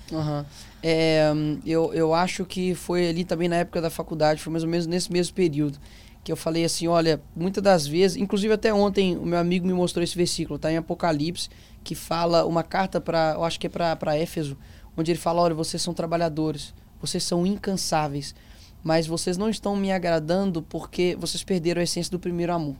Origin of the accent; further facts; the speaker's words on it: Belo Horizonte, Minas Gerais, Brazil; O meu avô, ele fundou a Assembleia do bairro onde eu nasci, Cabana do Pai Tomás